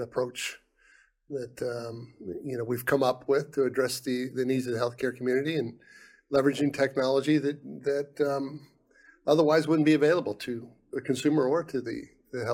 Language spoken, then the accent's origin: English; Ohio, United States; moved away as an adult; also born or lived in Guam; I'm from Ohio. I'm a Buckeye. I went to Ohio State